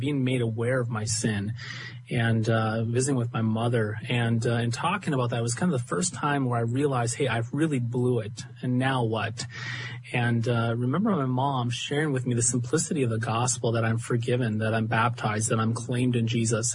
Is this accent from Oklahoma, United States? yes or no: no; Gwinner, North Dakota, United States; I'm from Gwinner, North Dakota